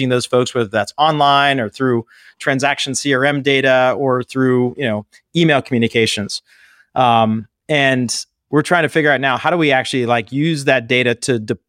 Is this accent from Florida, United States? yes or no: no; Pittsburgh, Pennsylvania, United States; So I grew up in Pittsburgh, Pennsylvania, graduated from college right after 9/11